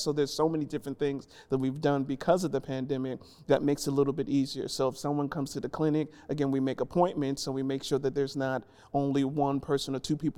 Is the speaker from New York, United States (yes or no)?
yes; New York City, New York, United States; moved away as an adult; now in Nashville, United States; originally from New York, born and raised in the Bronx.